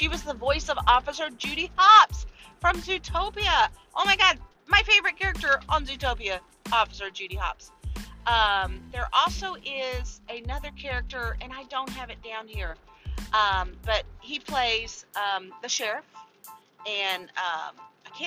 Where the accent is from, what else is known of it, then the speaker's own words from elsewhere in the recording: Louisiana, United States; I am from Louisiana